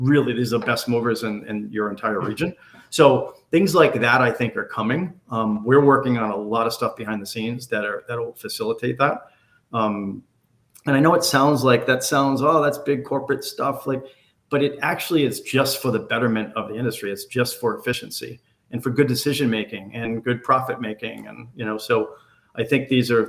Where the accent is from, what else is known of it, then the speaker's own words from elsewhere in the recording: New England, United States; I grew up in New England. I spent my entire life in New England.